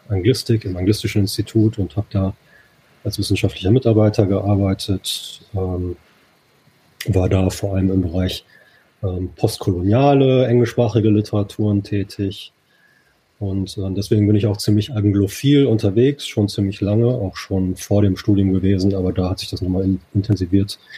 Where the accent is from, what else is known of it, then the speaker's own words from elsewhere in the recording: Dortmund, North Rhine-Westphalia, Germany; now in Düsseldorf, Germany; wohnhaft in Düsseldorf, also das auch schon eine ganze Weile. Komme ursprünglich aus Dortmund, also bin ein Kind des Pots